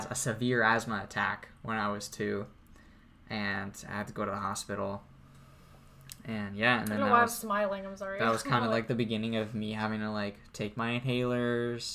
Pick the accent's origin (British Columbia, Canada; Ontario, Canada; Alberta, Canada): British Columbia, Canada; Courtenay; when I was growing up in Courtney, there was a school at the end of the street